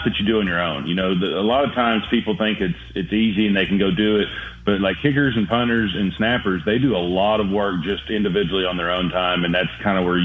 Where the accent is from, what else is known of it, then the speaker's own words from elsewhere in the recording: Arkansas, United States; growing up in Arkansas